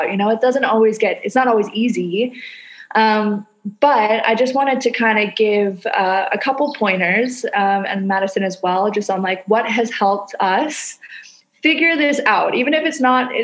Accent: Canada; now in Indonesia

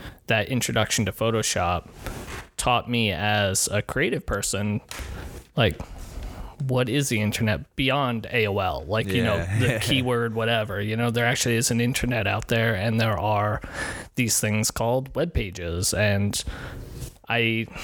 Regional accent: Scituate, Rhode Island, United States; I grew up in a little town called Scituate, which is kind of like a suburban, almost rural town in Rhode Island.

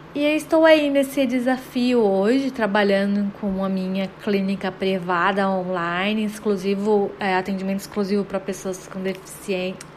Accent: Guarujá, São Paulo, Brazil; moved away as an adult; also born or lived in Belém, Pará / United States; eu na verdade sou de Belém, do Pará, gente, mas eu morei no Guarujá por praticamente toda a minha vida, desde que eu me lembro, assim, me entendo por gente.

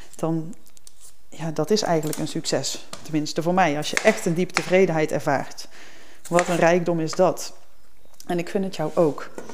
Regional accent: Berchem, North Brabant, Netherlands; moved away; het dorpje in Brabant waar ik vandaan kom, Berchem

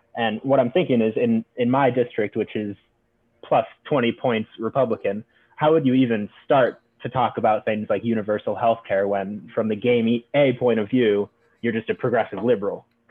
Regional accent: Pennsylvania, United States; I'm from Pennsylvania, uh, quite a rural and conservative district in Pennsylvania.

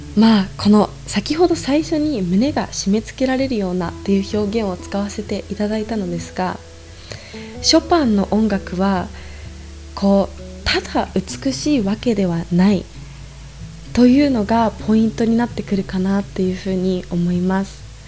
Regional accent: Ibaraki, Japan; also born or lived in Tokyo, Japan / New Zealand; now in Salzburg, Austria; 生まれは茨城県です

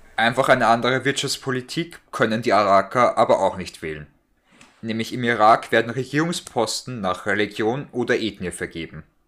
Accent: Austria; Also bei uns in Österreich

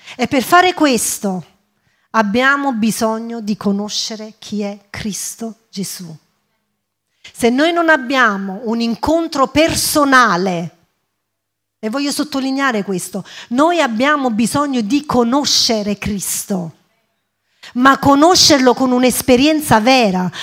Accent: Italy; first language English; Italian is a second language; also born or lived in England; io fino a nove anni ho vissuto in Inghilterra, andavo a scuola in Inghilterra, poi i miei genitori si sono trasferiti in Italia e ho iniziato la scuola qui in Italia

